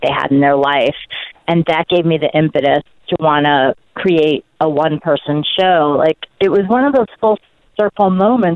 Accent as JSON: {"language": "English", "town": "New York City", "region": "New York", "country": "United States", "tie": "born or raised there"}